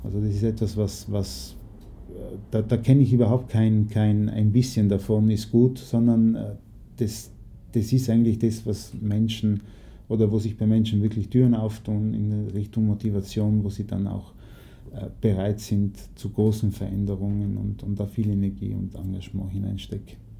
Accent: Naples, Campania, Italy; da, wo ich aufgewachsen bin in Neapel

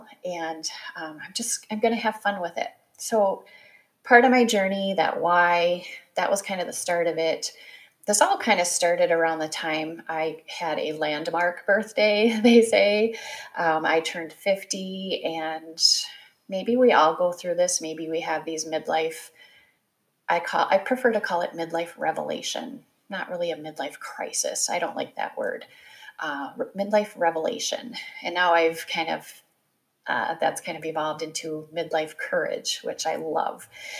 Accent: Midwest, United States; born or raised there

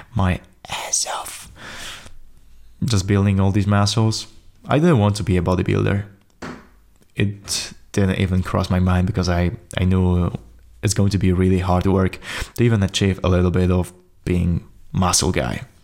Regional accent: Poland; English is a second language; I'm from Poland, so I don't speak, uh, as fluently English as I thought I will be.

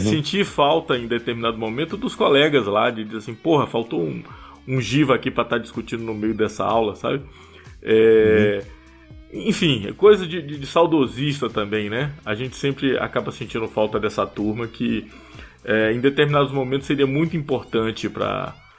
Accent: Bahia, Brazil; accent: Bahian; first language Portuguese; moved away; also born or lived in Rio de Janeiro / São Paulo; essa minha característica do, do sotaque baiano ela continua muito forte

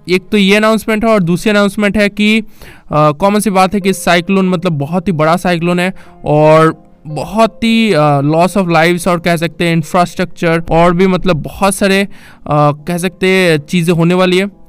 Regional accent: Kolkata, West Bengal, India; मैं कोलकाता से बिलोंग रखता हूँ

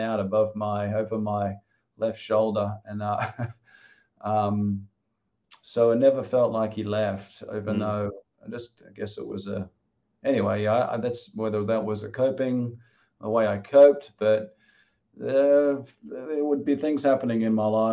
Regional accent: Australia; moved away as an adult; also born or lived in Wollongong; now in Wilmington, United States; I'm from Australia, and I came here, you know, when I finished my studies

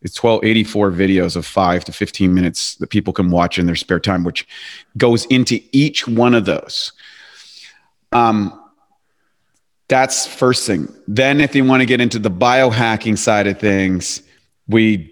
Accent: Canada; moved away as an adult; also born or lived in Venice Beach, California; now in Los Angeles, United States; I'm a Canadian, I'm a former Canadian, so I'm a transplant

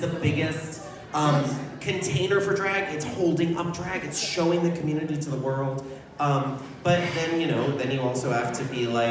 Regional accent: Pacific Northwest, United States; I'm from the Pacific Northwest

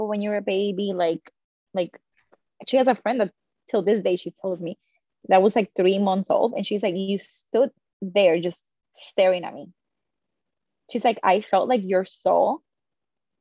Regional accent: Dominican Republic; I was born in the Dominican Republic.

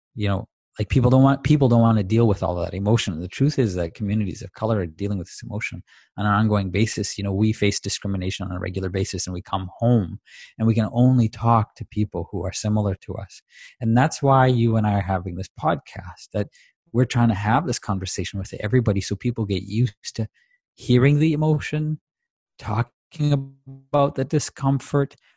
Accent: Tanzania; as a kid, uh, growing up in Tanzania

